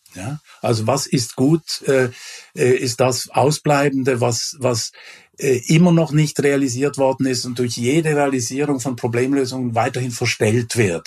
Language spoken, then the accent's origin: German; Switzerland; moved away; also born or lived in Germany; ich war in einem früheren Leben ja auch Schweizer, äh, ich bin es noch, aber ich bin auch Deutscher